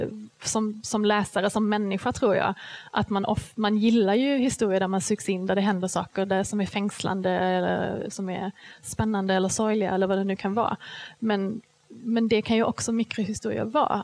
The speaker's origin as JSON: {"language": "Swedish", "region": "Skåne", "country": "Sweden", "said": "jag kommer ju från Skåne"}